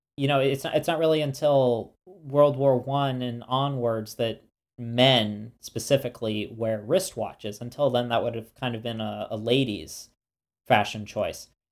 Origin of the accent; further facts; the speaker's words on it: United States; being American